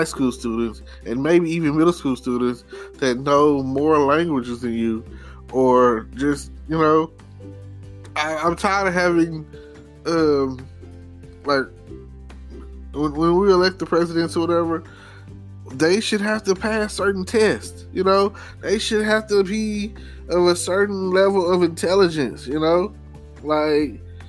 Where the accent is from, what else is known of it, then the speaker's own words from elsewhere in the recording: Texas, United States; I'm a Texan